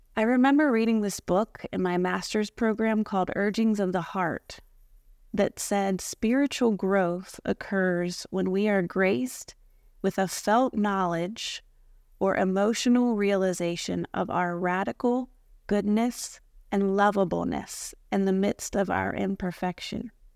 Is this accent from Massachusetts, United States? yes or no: no; Maryland, United States; moved away as an adult; now in Florida, United States; I grew up in Maryland, but I've been living in Florida for the past fourteen years